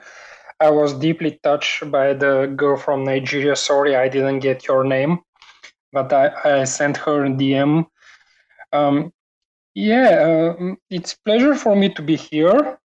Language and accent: English; Bulgaria; I am from Bulgaria